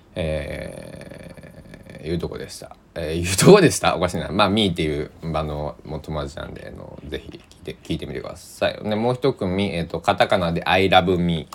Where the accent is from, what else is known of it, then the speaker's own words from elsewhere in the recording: Kochi, Japan; now in Takamatsu, Japan; 僕も高松におるけど高知出身で